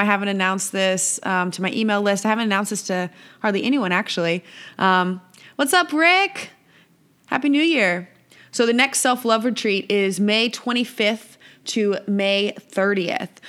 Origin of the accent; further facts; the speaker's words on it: Visalia, California, United States; moved away as an adult; also born or lived in San Diego, California / Costa Rica; here in my hometown of Visalia, California